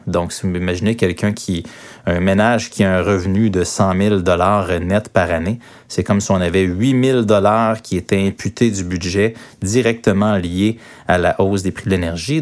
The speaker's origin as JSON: {"language": "French", "region": "Quebec", "country": "Canada", "said": "chez nous, au Québec"}